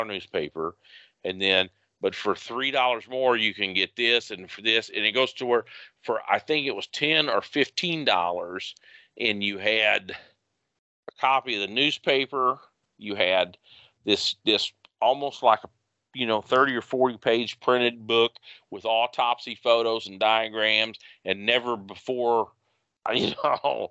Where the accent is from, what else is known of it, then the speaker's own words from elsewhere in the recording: United States; as an American